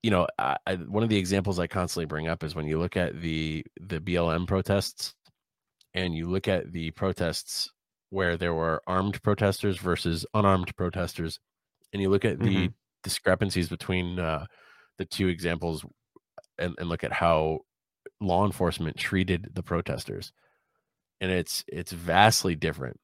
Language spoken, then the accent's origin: English; United States; as an American